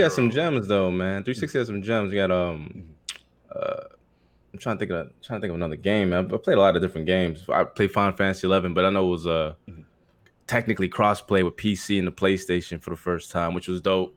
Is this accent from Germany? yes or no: no; Philippines; English is a second language; moved away; I was born overseas in the Philippines